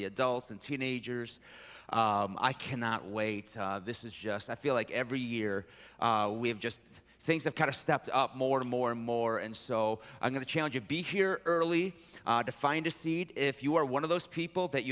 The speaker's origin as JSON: {"language": "English", "town": "Detroit", "region": "Michigan", "country": "United States", "tie": "born or raised there", "said": "I was raised in Detroit"}